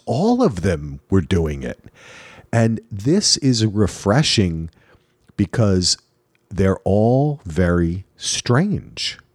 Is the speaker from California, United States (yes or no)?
no; New Jersey, United States; moved away; also born or lived in Manhattan, New York; I grew up in Jersey.